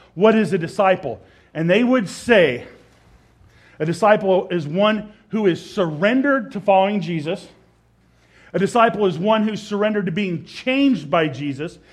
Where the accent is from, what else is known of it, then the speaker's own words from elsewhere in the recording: Nebraska, United States; moved away as an adult; also born or lived in Idaho; my home state, Nebraska